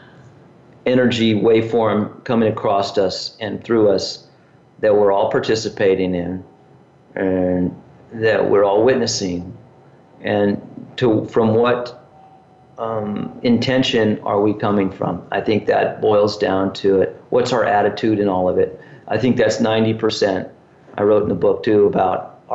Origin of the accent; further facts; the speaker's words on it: Southern California, United States; growing up in Southern California